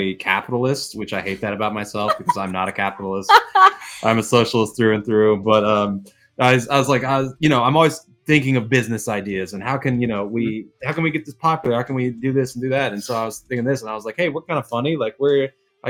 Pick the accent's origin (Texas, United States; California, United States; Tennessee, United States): Texas, United States; We're from Texas